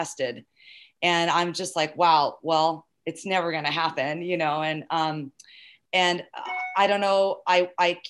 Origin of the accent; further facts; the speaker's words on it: Southern California, United States; I grew up in SoCal